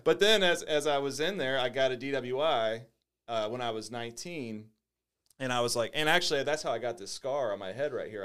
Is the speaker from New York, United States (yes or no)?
no; St. Louis, Missouri, United States; also born or lived in Jennings / Bridgeton; I grew up in Saint Louis